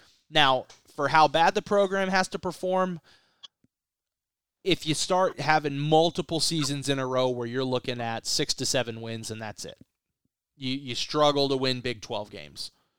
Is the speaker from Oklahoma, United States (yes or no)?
yes; Stillwater, Oklahoma, United States; I was born in Stillwater. My folks have multiple degrees from Oklahoma State.